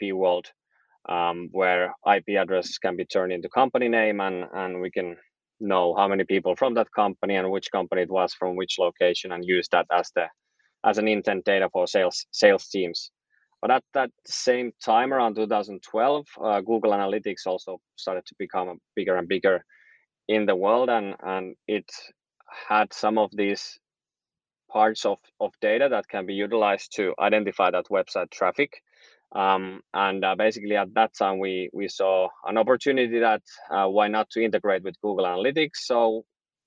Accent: Helsinki, Uusimaa, Finland; I'm from Helsinki, Finland

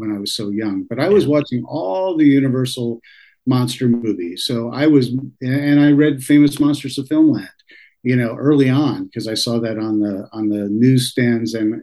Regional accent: the New York area, United States; growing up in the New York area

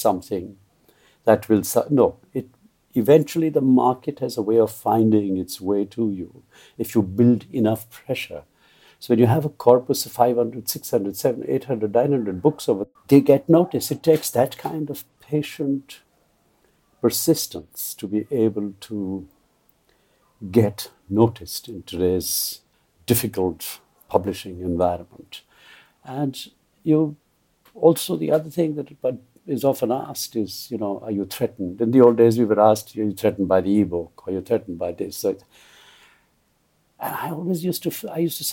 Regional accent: Kolkata, West Bengal, India; I was born and brought up in Calcutta, which was a very open cosmopolitan space

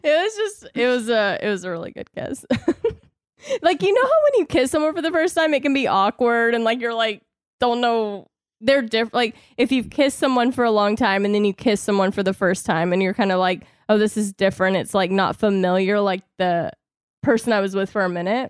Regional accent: the South, United States; I was raised in the South

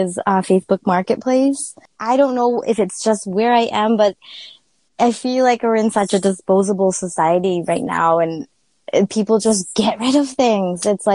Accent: Maine, United States; moved away as an adult; now in Connecticut, United States; I'm actually from Maine. I moved here in 2008.

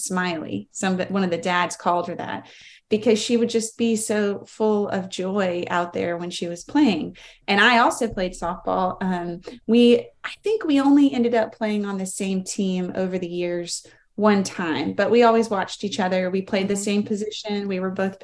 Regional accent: Greenville, United States; I was born and raised in Greenville

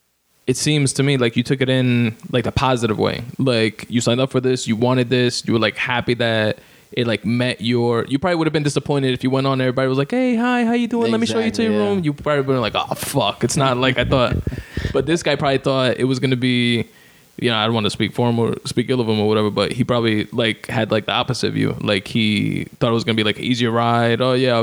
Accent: New York, United States; I'm from Queens. I'm from Brooklyn.

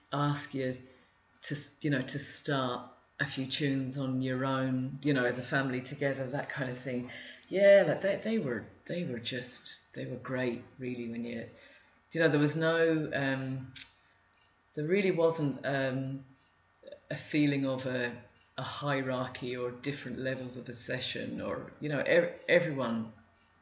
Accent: Luton, East of England, United Kingdom; moved away as an adult; also born or lived in London, United Kingdom; now in Ireland; the three of us were born and brought up in Luton

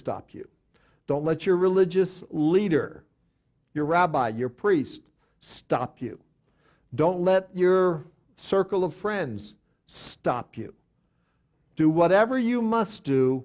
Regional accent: outside of New York City, United States; I grew up outside of New York City

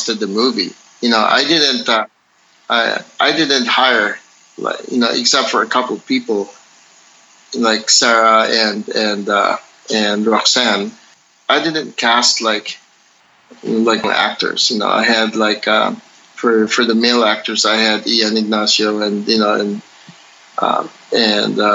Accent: Philippines; me being Filipino and also a practitioner of Filipino martial arts

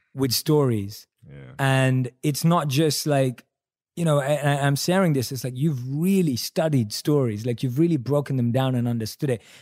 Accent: London, United Kingdom; I'm a British Indian, right? Born and raised in London, Indian

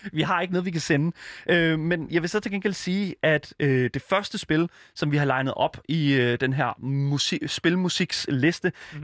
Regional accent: Horsens, Central Denmark Region, Denmark; jeg kommer fra Horsens, som jo er Danmarks svar på Detroit

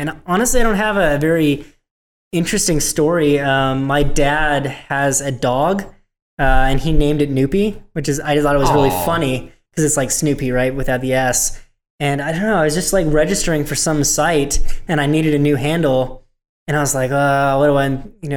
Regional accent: a rural town in Northern California, United States; I'm from just a rural town in Northern California

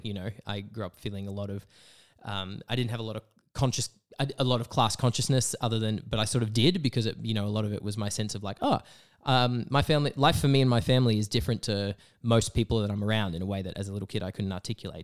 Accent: Broken Hill, New South Wales, Australia; moved away as an adult; now in Canberra, Australia; I grew up in Broken Hill

